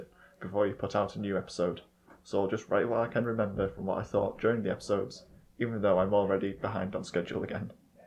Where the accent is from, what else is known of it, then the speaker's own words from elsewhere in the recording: United Kingdom; I'm British